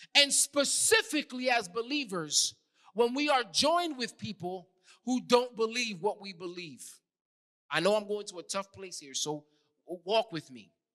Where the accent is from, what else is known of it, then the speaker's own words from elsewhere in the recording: New York City, New York, United States; accent: New York; moved away; I'm from New York